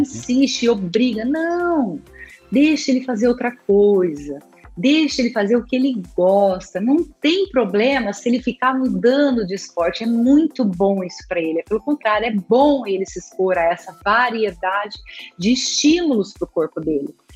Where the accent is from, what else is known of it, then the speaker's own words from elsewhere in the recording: Araçatuba, São Paulo, Brazil; eu nasci em Aracatuba, então eu nadava pelo Aracatuba Clube